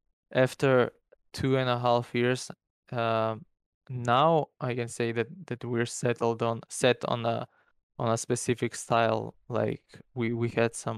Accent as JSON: {"language": "English", "country": "North Macedonia", "said": "in my country, by the way, I'm from Macedonia. It's a small country in Europe"}